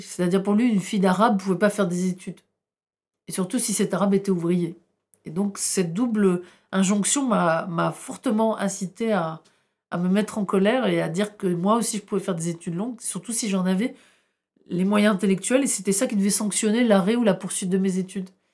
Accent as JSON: {"language": "French", "town": "Tourcoing", "region": "Hauts-de-France", "country": "France", "tie": "born or raised there", "also_born_or_lived": "Roncq", "first_language": "Arabic", "second_language": "French", "moved": "as an adult", "lives_now": "Paris, France", "said": "j'ai une identité ch'ti qui est très très forte. C'est chez moi là-bas. Mais je me sentais aussi rejetée par mon propre pays, là où j'ai grandi"}